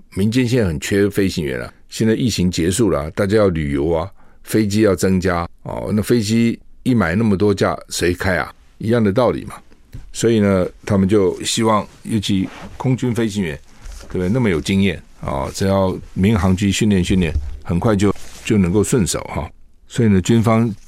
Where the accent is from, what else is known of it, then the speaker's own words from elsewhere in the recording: Taiwan; 那我不能又是中国人又是台湾人吗